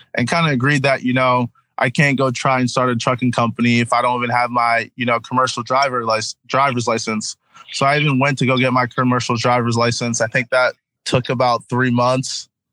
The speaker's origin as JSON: {"language": "English", "region": "New Jersey", "country": "United States", "also_born_or_lived": "Connecticut", "said": "I'm from New Jersey, South Jersey or SJ"}